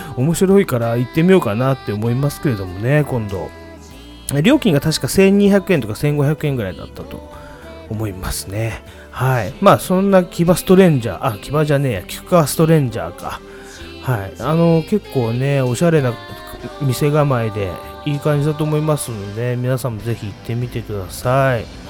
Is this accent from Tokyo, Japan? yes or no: yes; Sumida, Tokyo, Japan; 焼き鳥花っていうのはねうちの地元ではもうかなり有名なお店